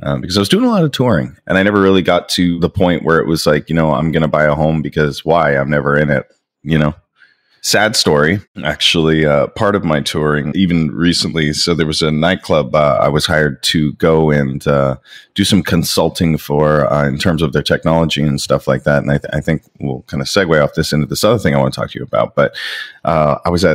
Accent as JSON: {"language": "English", "town": "Niagara Falls", "region": "Ontario", "country": "Canada", "tie": "born or raised there", "also_born_or_lived": "Toronto", "said": "I grew up in Niagara Falls"}